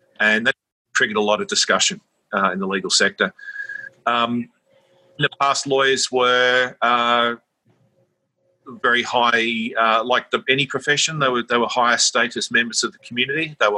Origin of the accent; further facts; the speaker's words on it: Sydney, New South Wales, Australia; I grew up in Sydney and always had a strong sense of social justice, I guess, and personal wanting to look out for people.